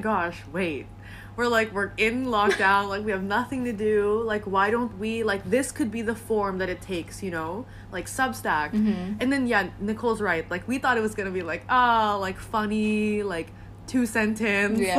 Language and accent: English; Singapore; also born or lived in Philippines; now in Philadelphia, United States; I'm originally from the Philippines, but then I grew up in Singapore